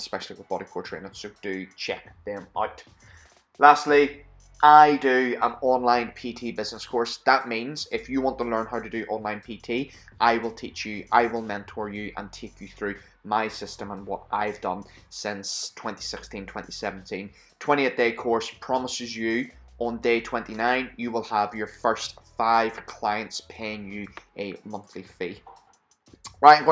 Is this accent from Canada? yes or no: no; Belfast, Northern Ireland, United Kingdom; now in Scotland, United Kingdom; I'm from Belfast, which is Northern Ireland.